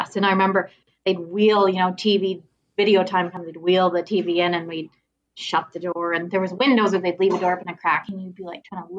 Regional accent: Perth, Ontario, Canada; I was born here in Perth, which is like kind of in Ontario between Ottawa and Kingston.

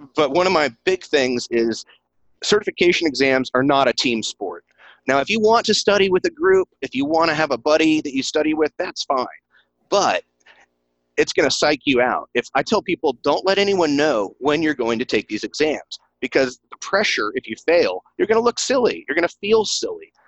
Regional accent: East Tennessee, United States; accent: country; moved away as an adult; this is back in East Tennessee. In case y'all can't pick up my country accent, that's where I'm from originally

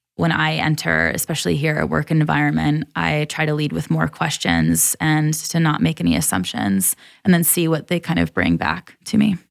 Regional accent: Troy, Michigan, United States; moved away as an adult; also born or lived in San Diego, California / Kailua-Kona, Hawaii; now in Colorado, United States; I grew up in Michigan, about an hour outside of Detroit. and spent probably until I was twenty-one or twenty-two there. So, Midwest, born and raised.

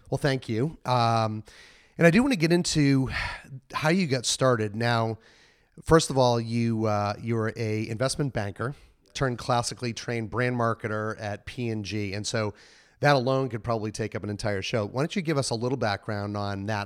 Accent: New England, United States; moved away; I come from New England

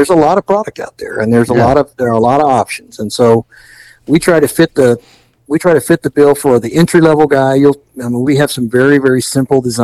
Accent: Gulf Coast, Texas, United States; I grew up on the Gulf Coast in Texas, so I spent a lot of time doing surf fishing as well

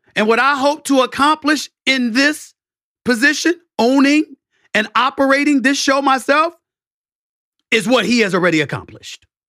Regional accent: New York City, New York, United States; I'm from Hollis, Queens

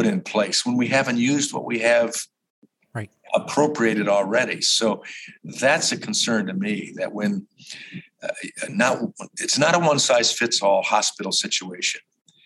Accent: Chicago, Illinois, United States; moved away; I grew up in Chicago

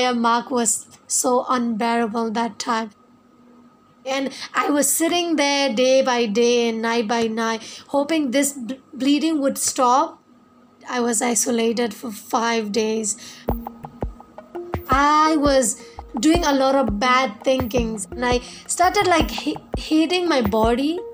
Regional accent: a small village in northern Shan State, Myanmar; I'm from Myanmar, a small village in northern Chan state

